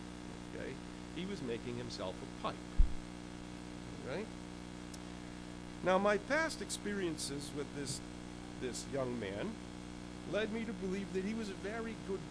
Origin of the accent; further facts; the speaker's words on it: Concord, United States; You know, you can tell I'm from Concord because I'm stretching those preliminaries right out